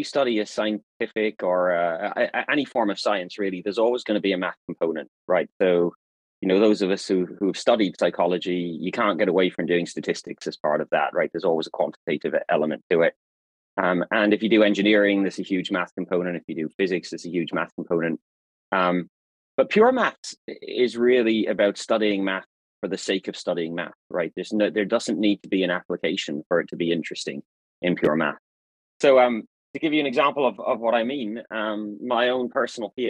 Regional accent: Ireland; moved away; also born or lived in Australia; I was born in Ireland, so I'm an Irish citizen, but I have a British parent

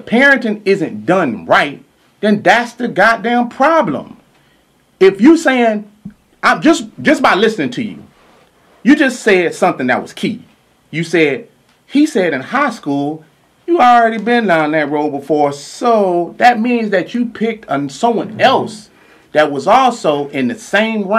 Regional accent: Louisiana, United States; I'm from Louisiana

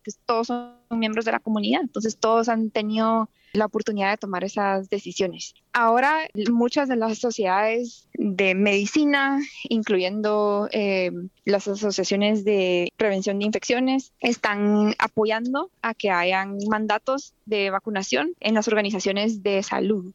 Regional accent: Guatemala; now in United States; un país como el mío, en Guatemala

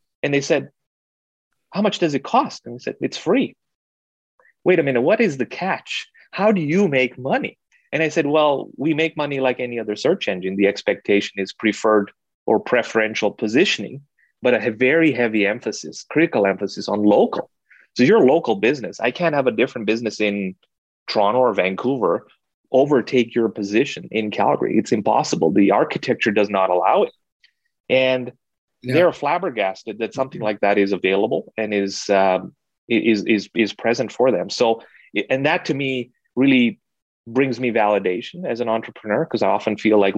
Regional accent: Kenya; moved away; I was born and raised in Kenya

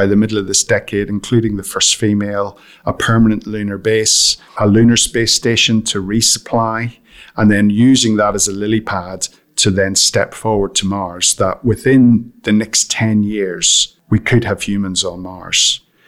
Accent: County Armagh, Northern Ireland, United Kingdom; moved away; I grew up in County Armagh in Northern Ireland, right at the height of the Troubles, so through the 70s and the 80s

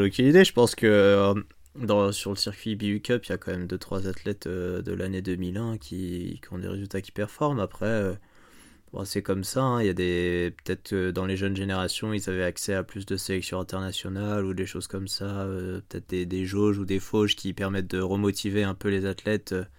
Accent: France; en tant que Français

